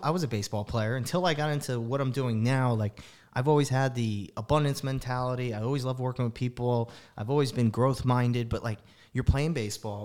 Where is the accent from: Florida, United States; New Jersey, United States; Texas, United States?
New Jersey, United States; Livingston; I grew up in Livingston, New Jersey